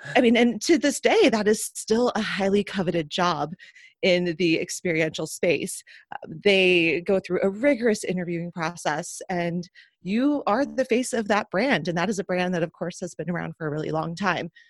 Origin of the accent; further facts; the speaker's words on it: Seattle, Washington, United States; I grew up in Seattle